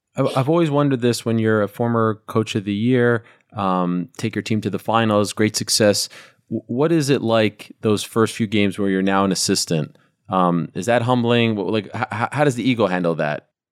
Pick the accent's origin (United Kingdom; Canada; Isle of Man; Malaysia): Canada; as a Canadian.